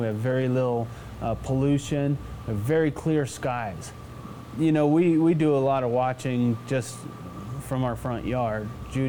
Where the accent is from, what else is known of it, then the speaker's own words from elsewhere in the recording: San Luis Valley, Colorado, United States; also born or lived in Texas; I was born in Texas, but I had the good sense to move to Colorado when I was 6 months old, and been in the valley almost ever since.